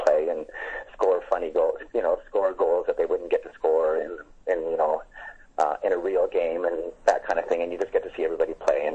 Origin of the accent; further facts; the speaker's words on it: Edmonton, Alberta, Canada; my hometown is Edmonton, Alberta